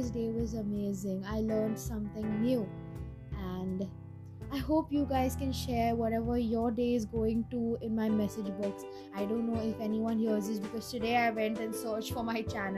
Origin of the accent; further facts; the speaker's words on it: India; I'm Indian